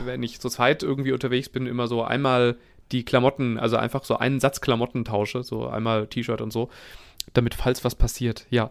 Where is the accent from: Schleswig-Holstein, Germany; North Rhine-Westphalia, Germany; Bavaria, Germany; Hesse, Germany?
Hesse, Germany; Langen; moved away; meine alte Heimatstadt Langen